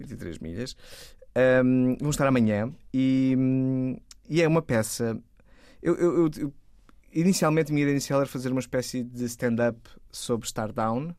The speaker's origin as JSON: {"language": "Portuguese", "town": "Torres Vedras", "region": "Lisbon", "country": "Portugal", "said": "eu sou de Torres Vedras, da é minha cidade"}